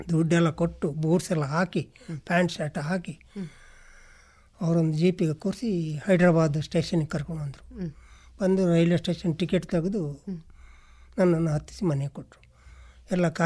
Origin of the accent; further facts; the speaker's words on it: Nidle village, Katla, Karnataka, India; moved away as an adult; ಊರು ನಿಡ್ಲೆ ಗ್ರಾಮ ಕಾಟ್ಲ ಎಂಬಲ್ಲಿ ನಾವು ವಾಸವಾಗಿದ್ದೆ ವಾಸವಾಗಿದ್ದೆ ಅದರಿಂದಾಗಿ ನಾನು ಬೆಂಗಳೂರಿಗೆ ಹೋದೆ